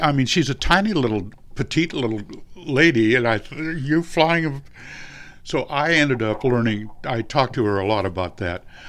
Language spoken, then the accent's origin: English; San Marino, California, United States; that's where I grew up in San Marino.